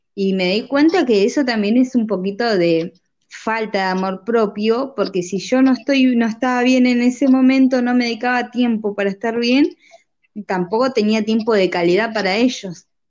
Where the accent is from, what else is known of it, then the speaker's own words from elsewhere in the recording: Neuquén, Argentina; Soy de la provincia de Neuquén, nacida y criada acá